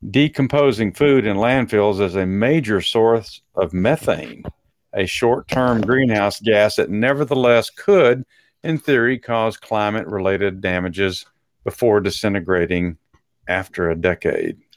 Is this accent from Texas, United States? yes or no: yes; Texas, United States; accent: Texas; that was my Texas accent coming out